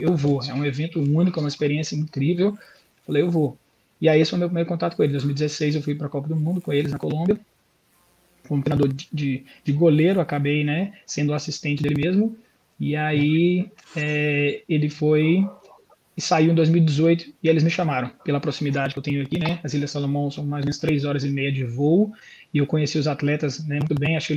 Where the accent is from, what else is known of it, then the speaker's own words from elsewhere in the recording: Belo Horizonte, Minas Gerais, Brazil; now in Australia; como se fosse Belo Horizonte, né, de onde eu vim do Brasil. É, do Brasil.